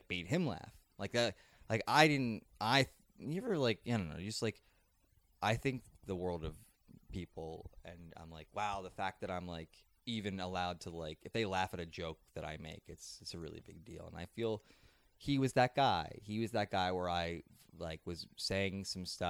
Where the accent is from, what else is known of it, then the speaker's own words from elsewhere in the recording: Kennett Square, Pennsylvania, United States; I'm from Kennett Square, the mushroom capital of the world